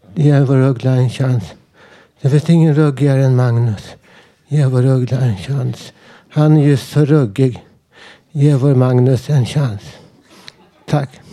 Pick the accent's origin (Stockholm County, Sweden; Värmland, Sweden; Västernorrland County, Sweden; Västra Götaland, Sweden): Stockholm County, Sweden; Stockholm; bodde i Vällingby där jag växte upp